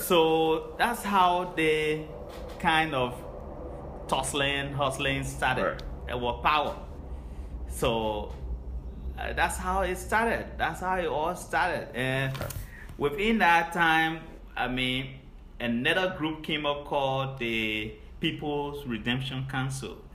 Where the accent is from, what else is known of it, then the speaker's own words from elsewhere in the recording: Liberia; now in Chicago, United States; from Liberia, uh, studying at uh, IIT in Chicago